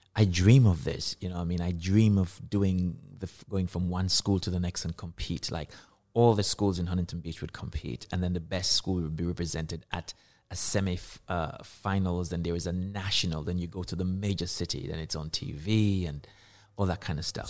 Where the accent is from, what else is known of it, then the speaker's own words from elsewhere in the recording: Kingston, Jamaica; moved away as an adult; I was born in Kingston, Jamaica, and I was raised in Jamaica